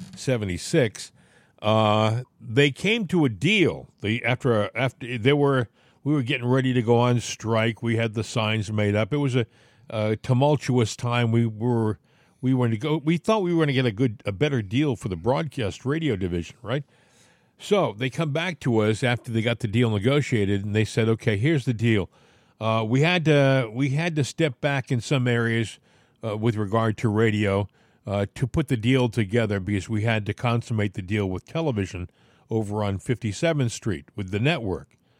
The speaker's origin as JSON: {"language": "English", "region": "southeastern Massachusetts", "country": "United States", "tie": "born or raised there", "said": "I grew up in Massachusetts. And, uh, I lived in southeastern Massachusetts"}